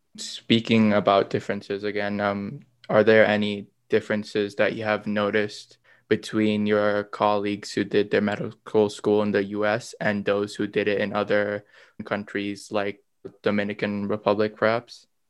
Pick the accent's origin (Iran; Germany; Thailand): Thailand; moved away; I grew up in Thailand